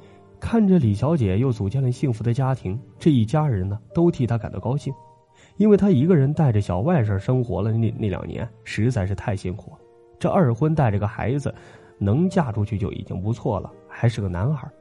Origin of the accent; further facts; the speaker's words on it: northern China, China; 那会儿啊，我们老家北方啊还是土堆的那种坟头